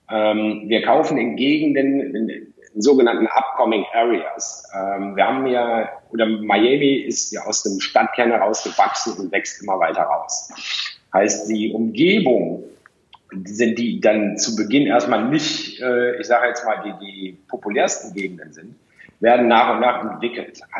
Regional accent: Cologne, North Rhine-Westphalia, Germany; ich komme ja aus Köln ursprünglich, da hat man eine Innenstadt, da geht man hin, da sind die Geschäfte.

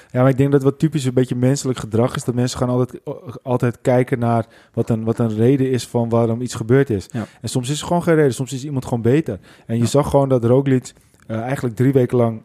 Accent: Netherlands; wij zijn als Nederlanders

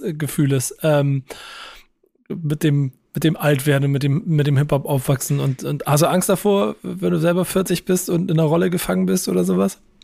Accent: Hamburg, Germany; das bin Hamburger

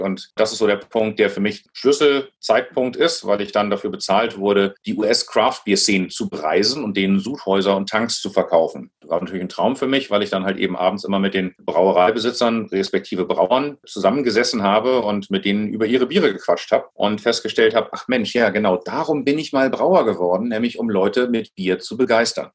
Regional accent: Hamburg, Germany; ich bin Hamburger gebürtig, so wie meine Frau Julia

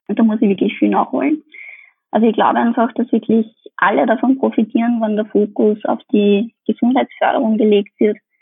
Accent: Austria; bei uns in Österreich

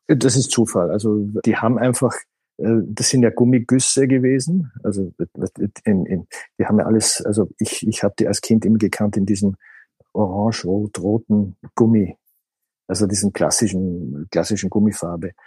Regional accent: Austria; wie ich aufgewachsen bin in Österreich

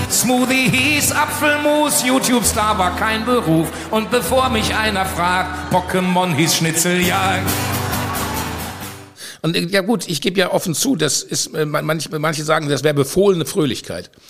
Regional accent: North Rhine-Westphalia, Germany; Bin, ich bin auch kein Rheinländer, ich bin Westfale, da merkt man das vielleicht.

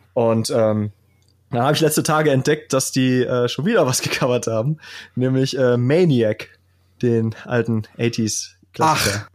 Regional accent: Kevelaer, North Rhine-Westphalia, Germany; ich komme ja aus Kevela, das ist ja ein höchst katholischer Ort, wo äh, es die berühmte Motorradwallfahrt gibt

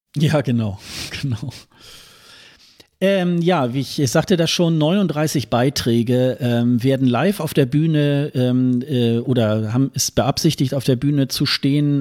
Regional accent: Hildesheim, Lower Saxony, Germany; moved away; meine Geburtsstadt Hildesheim

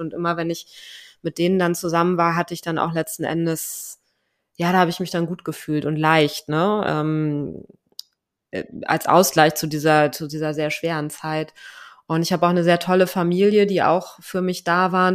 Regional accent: Germany; moved away as an adult; deutsche Staatsbürgerin bin ich natürlich noch nach wie vor

